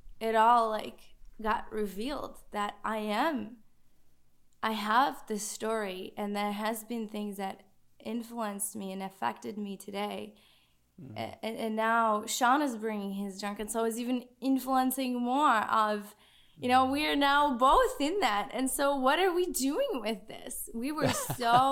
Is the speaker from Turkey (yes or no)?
no; Czechia; accent: Czech; moved away; I'm from Czech Republic